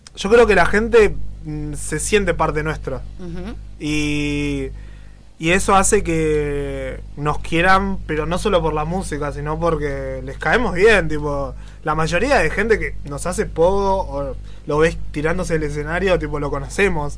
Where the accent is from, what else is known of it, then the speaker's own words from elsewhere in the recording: Buenos Aires, Argentina; yo soy de Bajo Flores